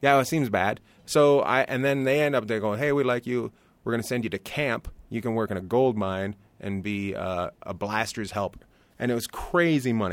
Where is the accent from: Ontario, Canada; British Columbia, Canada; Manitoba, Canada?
British Columbia, Canada; Terrace; now in Long Beach, United States; I grew up near Alaska, a place called Terrace, British Columbia